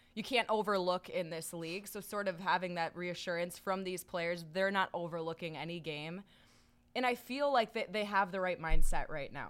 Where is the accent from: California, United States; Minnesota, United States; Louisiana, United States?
Minnesota, United States; managing our rink where I grew up in Minnesota